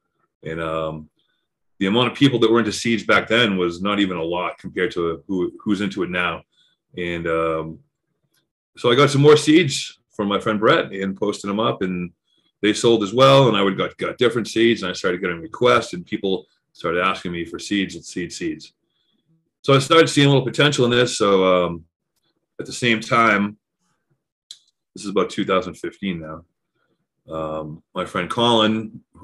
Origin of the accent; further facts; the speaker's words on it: Massachusetts, United States; moved away as an adult; now in Colorado, United States; I grew up in Massachusetts, moved to Colorado 15 years ago